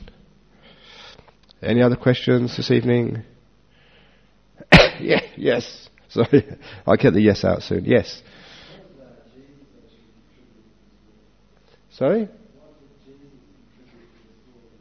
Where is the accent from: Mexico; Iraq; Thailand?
Thailand; Northeast Thailand; It just wasn't there in the villages of northeast Thailand.